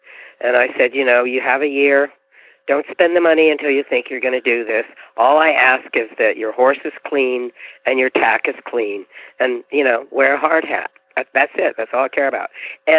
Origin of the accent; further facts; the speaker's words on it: near Hanover Shoe Farms, Pennsylvania, United States; now in Virginia, United States; I was raised near Hanover Shoe Farms, which some of you may know as the largest standardbred breeder in America. It's on the Mason-Dixon line.